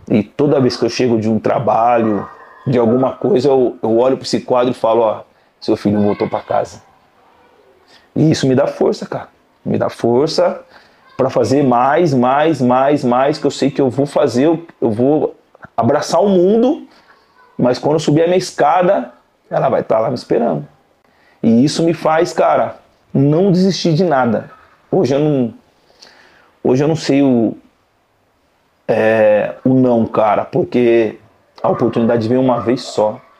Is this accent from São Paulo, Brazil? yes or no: yes; Salto, São Paulo, Brazil; É, prazer … sou do interior da cidade de Salto.